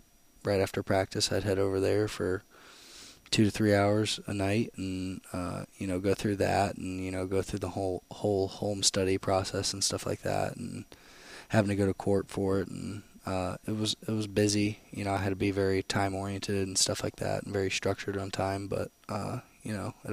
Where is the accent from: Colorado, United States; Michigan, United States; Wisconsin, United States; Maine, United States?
Michigan, United States; Canton; now in Florida, United States; I'm from Canton, Michigan. My mom was a nurse growing up